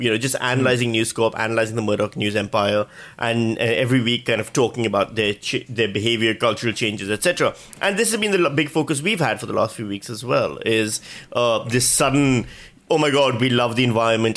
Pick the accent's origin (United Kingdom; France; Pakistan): Pakistan; now in Australia; I come from Pakistan where voter ID is standard